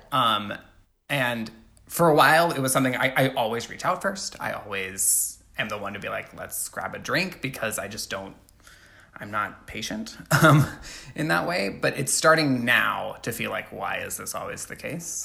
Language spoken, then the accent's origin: English; Alabama, United States; I grew up in Alabama